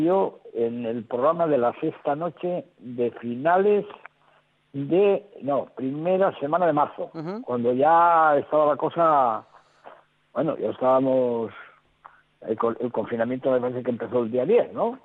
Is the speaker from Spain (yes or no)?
yes; Spain; los españoles